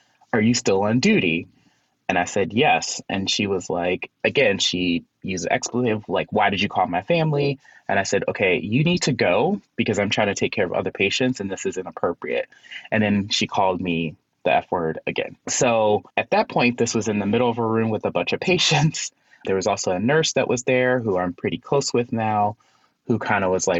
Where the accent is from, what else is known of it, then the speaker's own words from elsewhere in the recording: Chicago, Illinois, United States; moved away as an adult; now in Philadelphia, United States; I am originally from Chicago.